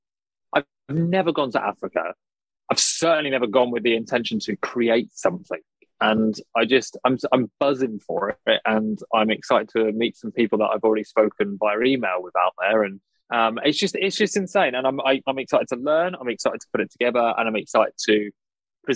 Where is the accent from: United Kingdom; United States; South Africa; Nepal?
United Kingdom; I'm British